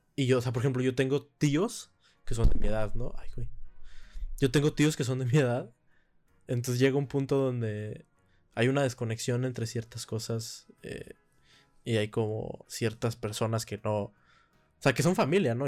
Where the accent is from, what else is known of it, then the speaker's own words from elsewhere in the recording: Monterrey, Nuevo León, Mexico; moved away; mi tierra natal, Monterrey